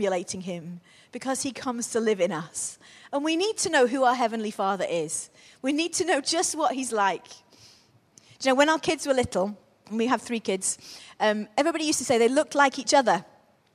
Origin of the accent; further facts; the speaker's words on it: Crewe, North West England, United Kingdom; Crewe was very much, when I was growing up, we grew up in Crewe.